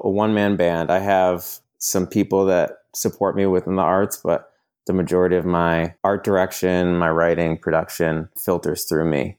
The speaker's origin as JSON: {"language": "English", "region": "New York", "country": "United States", "moved": "as an adult", "lives_now": "Los Angeles, United States", "said": "living in Los Angeles. I'm originally from New York. I've been out here for about six or seven years"}